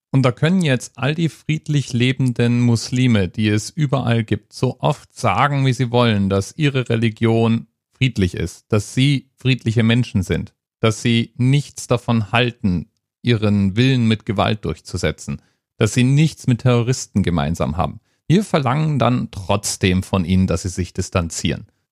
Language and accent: German; Hesse, Germany; also born or lived in Frankfurt; ich als Hesse